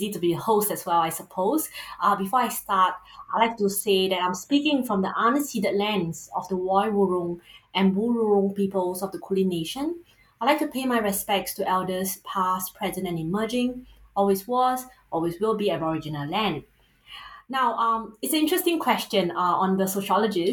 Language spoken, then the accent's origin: English; Singapore; accent: Singaporean; first language English; You might be able to tell from the accent as a Singaporean, you can't run from it. I grew up in a settler state